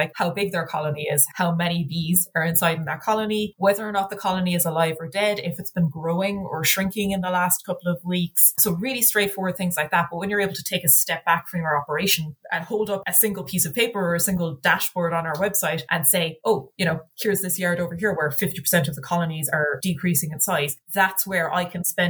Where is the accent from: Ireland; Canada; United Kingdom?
Ireland; I'm a little bit biased being Irish